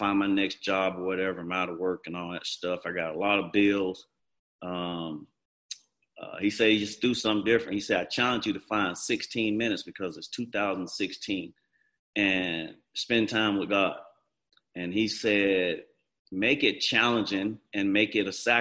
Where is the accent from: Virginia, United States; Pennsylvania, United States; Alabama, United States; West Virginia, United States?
Alabama, United States; Montgomery; I grew up in Montgomery. Everybody knows me here